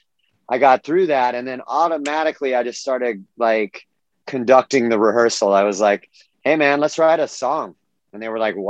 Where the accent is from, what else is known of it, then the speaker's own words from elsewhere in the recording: Southern California, United States; also born or lived in Mission Viejo, California; I grew up in Southern California